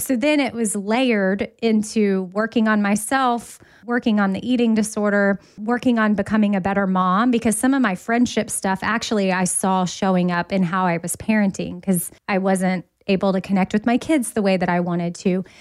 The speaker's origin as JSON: {"language": "English", "town": "Austin", "region": "Texas", "country": "United States", "tie": "born or raised there", "moved": "yes", "lives_now": "Nashville, United States", "said": "Austin, which is my hometown"}